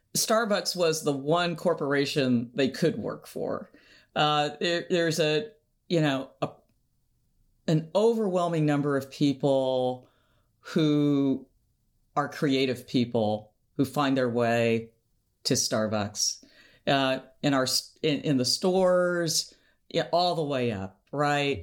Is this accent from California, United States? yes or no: no; Seattle, Washington, United States; we're both from Seattle